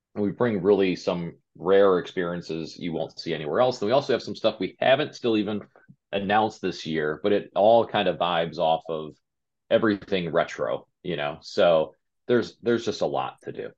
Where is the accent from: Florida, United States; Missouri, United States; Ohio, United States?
Ohio, United States; Westlake; also born or lived in California; now in Cleveland, United States; We're Cleveland natives. Um, just she grew up in Brooklyn, I grew up in Westlake